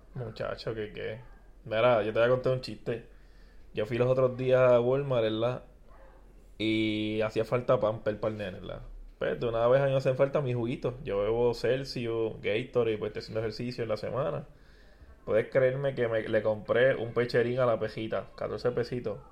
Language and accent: Spanish; Puerto Rico